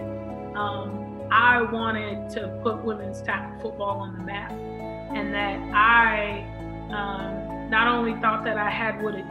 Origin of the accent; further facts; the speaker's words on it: Los Angeles, California, United States; growing up in South Central LA with the guys, you had to kind of be tough if you were gonna play outside.